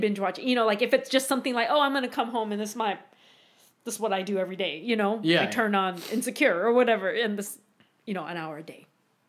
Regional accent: United States; I am Japanese American. So I was born here. I'm like one and a half generation. My mom is first. My dad is second.

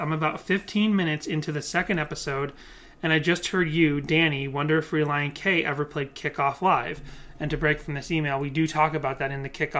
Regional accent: Massachusetts, United States; I grew up in New England, I grew up in Massachusetts

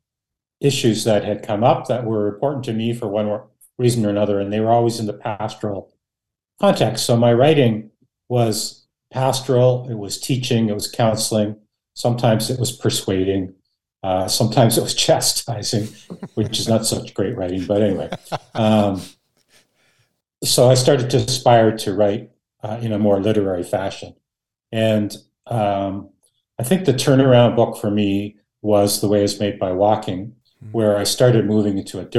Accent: Canada; born or raised there; first language Dutch; English is a second language

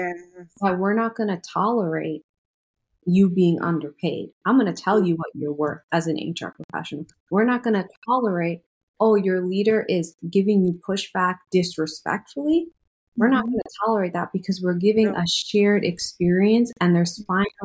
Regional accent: New York City, New York, United States; moved away as an adult; now in North Carolina, United States; I'm originally from New York City, but I've been in North Carolina since 2018

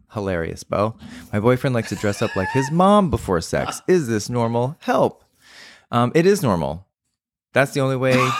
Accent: San Antonio, Texas, United States; when I was growing up in Texas

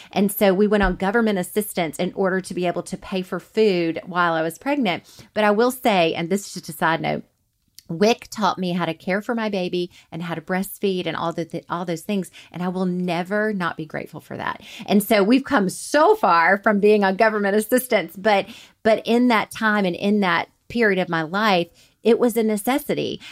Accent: Montgomery, Alabama, United States; moved away as an adult; now in Huntsville, United States; I was raised in Montgomery and never moved at all till I met him

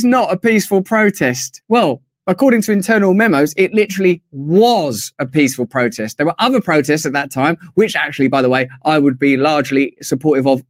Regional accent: England, United Kingdom; as an Englishman

